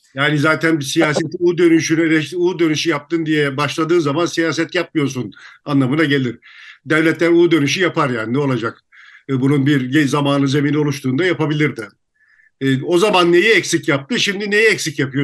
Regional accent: Turkey; Türküz İstanbul

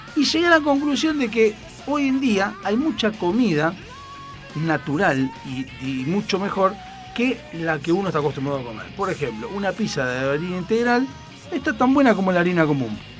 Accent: Argentina; en Argentina, ah, porque somos descendientes italianos

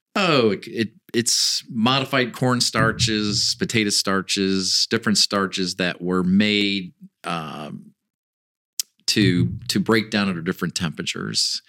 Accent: Northwest Ohio, United States; moved away as an adult; got to move back to where I grew up in Northwest Ohio

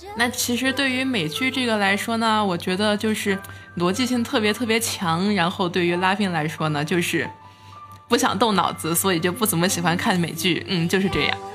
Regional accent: Xinjiang, China; also born or lived in Beijing; now in Dalian, China; 只见过我们老家新疆的秋天

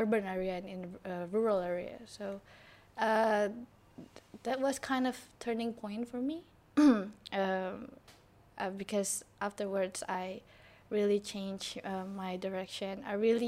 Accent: Jakarta, Indonesia; I was born and grew up in Jakarta

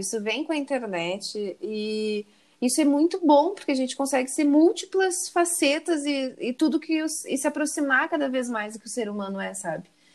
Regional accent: Porto Alegre, Rio Grande do Sul, Brazil; moved away; Eu, eu sou gaúcha, Porto Alegre também

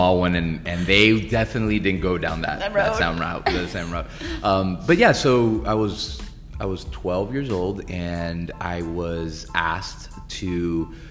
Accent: Miami, Florida, United States; I'm born and raised in Miami. Florida

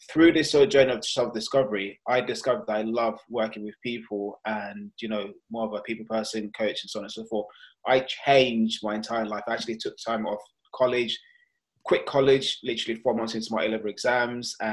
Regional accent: London, United Kingdom; also born or lived in Nigeria; And that is me, and I am from London, but originally born in Nigeria.

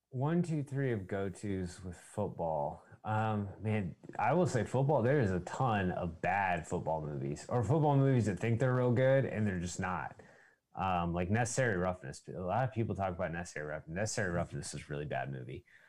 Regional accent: just outside of San Antonio, Texas, United States; also born or lived in Odessa, Texas; I didn't grow up in Odessa. I grew up just outside of San Antonio.

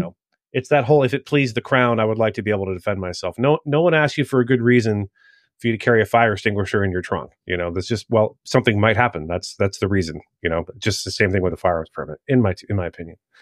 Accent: Maryland, United States; moved away; my home state, uh, of Maryland

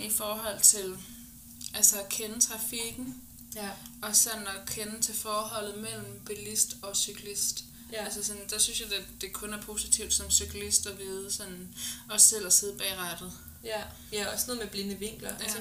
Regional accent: West Zealand, Denmark; da jeg var barn i Vestsjælland

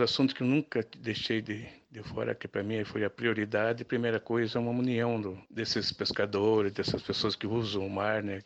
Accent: Cananéia, São Paulo, Brazil; sou morador de lá, nascido ali, criado

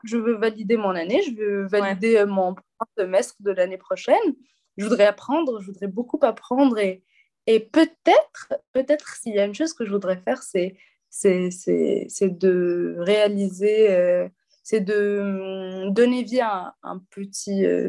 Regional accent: Hammamet, Tunisia; French is a second language; moved away as an adult; also born or lived in Zarzis, Tunisia; now in Alsace, France; je suis tunisienne. j'ai grandi tunisienne

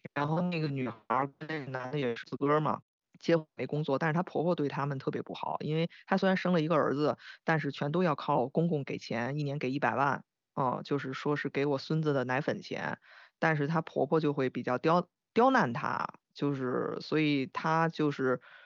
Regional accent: Beijing, China; 我我很难讲别的北京人

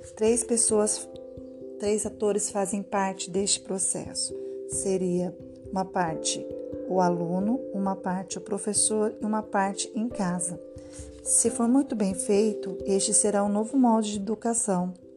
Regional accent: Taubaté, São Paulo, Brazil; Eu sou daqui do estado de São Paulo, da cidade de Taubaté

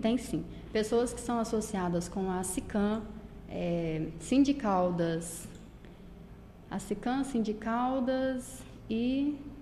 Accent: Corumbaíba, Goiás, Brazil; moved away as an adult; now in Caldas Novas, Brazil; eu sou de Corumbaíba, mudei para Caldas Novas tem pouco tempo, tem mais ou menos um ano e meio

